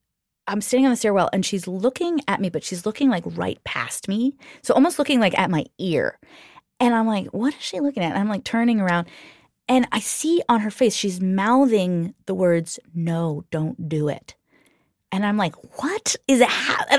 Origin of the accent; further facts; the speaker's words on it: New Jersey, United States; when I was a teenager, I had a friend in the town I grew up in New Jersey